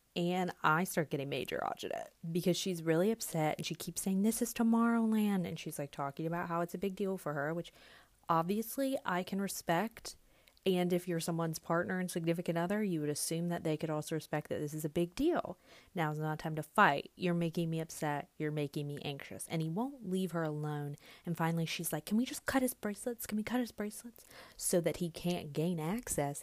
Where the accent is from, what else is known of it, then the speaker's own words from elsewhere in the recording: the South, United States; I'm a Southerner.